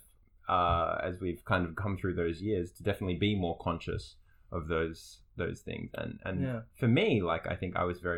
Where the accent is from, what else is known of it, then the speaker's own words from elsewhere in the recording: Melbourne, Victoria, Australia; So we're from Melbourne, Australia. Is where we're from